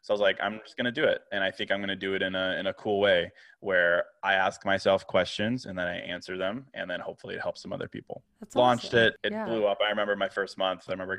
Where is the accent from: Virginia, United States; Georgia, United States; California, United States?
Virginia, United States; now in Chicago, United States; So I was born in Chicago, but I grew up in Virginia, actually.